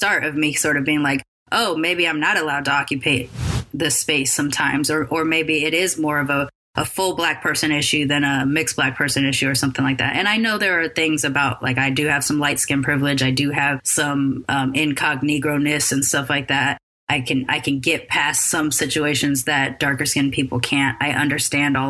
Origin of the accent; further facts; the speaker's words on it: Long Beach, California, United States; also born or lived in Sacramento / Oakland / San Francisco / Bay Area; growing up in Long Beach, and in our freshman year in high school